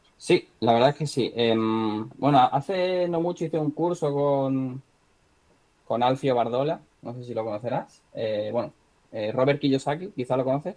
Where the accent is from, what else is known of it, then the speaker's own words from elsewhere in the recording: Marbella, Andalusia, Spain; moved away; de donde yo soy, de Marbella, de Marbella, Málaga